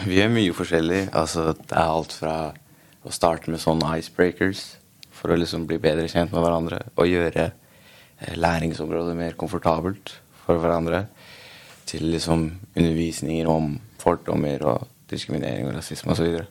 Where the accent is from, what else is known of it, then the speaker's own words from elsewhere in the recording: Norway; opprinnelig fra Afghanistan, men jeg ble født i Norge